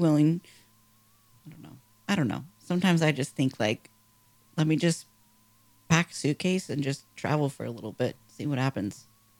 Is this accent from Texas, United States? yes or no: no; San Diego, California, United States; now in Phoenix, United States; I grew up in San Diego.